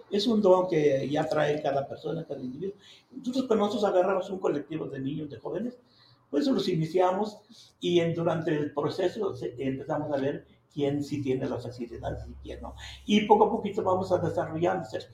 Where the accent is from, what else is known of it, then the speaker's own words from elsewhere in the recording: Ojocaliente, Zacatecas, Mexico; mi pueblo